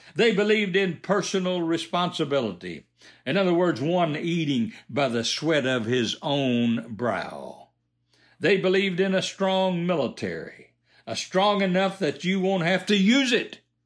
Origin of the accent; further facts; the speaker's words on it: United States; I was born in America